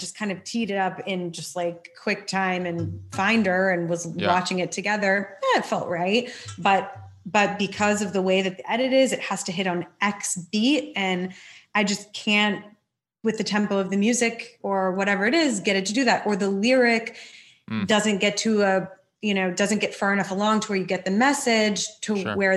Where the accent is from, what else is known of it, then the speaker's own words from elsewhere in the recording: Dallas, Texas, United States; I grew up in Dallas